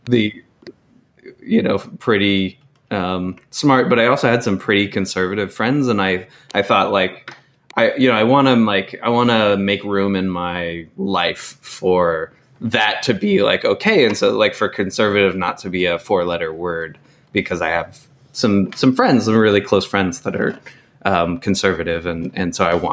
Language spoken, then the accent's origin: English; Chico, California, United States; growing up in Chico based on the schools I went